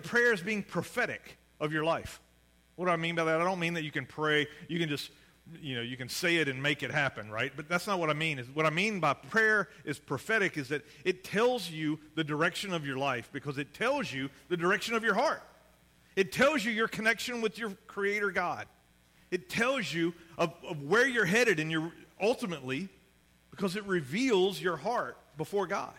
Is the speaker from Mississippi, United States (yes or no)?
yes; Mississippi, United States; I grew up in Mississippi, so we didn't have any pro sports